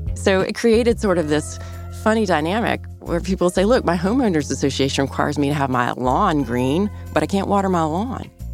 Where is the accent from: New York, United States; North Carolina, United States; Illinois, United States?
North Carolina, United States; I'm from North Carolina